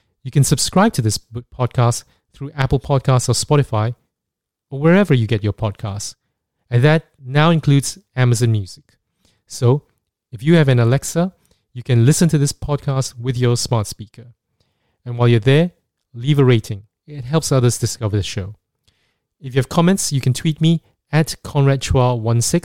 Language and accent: English; Singapore; Growing up in Singapore